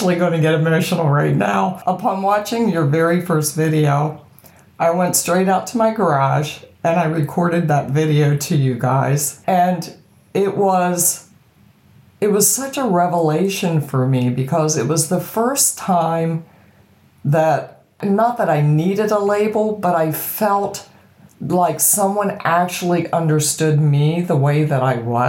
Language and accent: English; Boiling Springs, Pennsylvania, United States; accent: American; I'm from a very tiny town called Boiling Springs, and it's in Pennsylvania